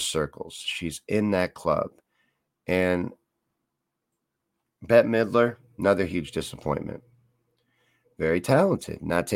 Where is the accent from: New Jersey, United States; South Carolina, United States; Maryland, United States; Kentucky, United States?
Kentucky, United States; I'm from Kentucky. I grew up there.